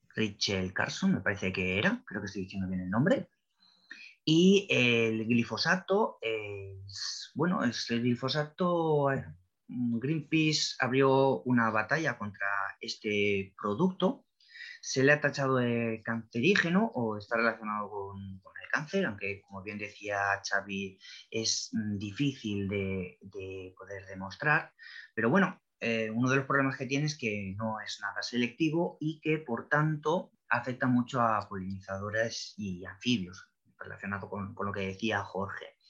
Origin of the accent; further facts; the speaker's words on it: Spain; aquí en España